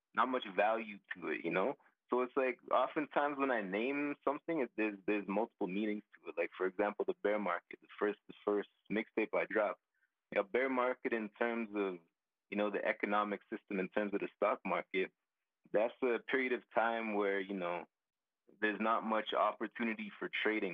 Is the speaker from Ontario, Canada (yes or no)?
no; Calgary, Alberta, Canada; I was born in Calgary, most definitely. I was born in Calgary